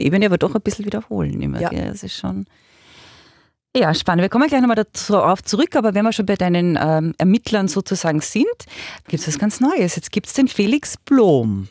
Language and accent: German; Carinthia, Austria; moved away; also born or lived in Linz; Ich bin eigentlich ursprünglich Kärntnerin.